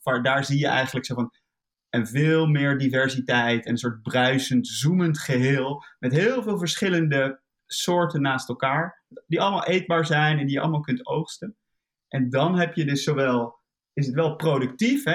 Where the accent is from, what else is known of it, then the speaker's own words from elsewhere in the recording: Netherlands; we zijn een heel klein land